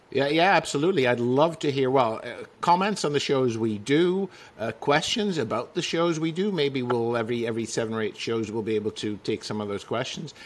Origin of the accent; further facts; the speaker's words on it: Utrecht, Netherlands; I come from uh, the province of Utrecht, uh, very close to the Holland Holland border.